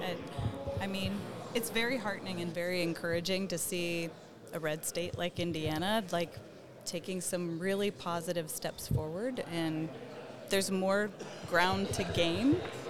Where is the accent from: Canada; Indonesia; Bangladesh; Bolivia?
Bolivia; born there; my dad and mom served as volunteer teachers in Bolivia, and that happens to be where I was born. So I'm American born abroad, but because I was born there, I actually have a Bolivian and American birth certificate.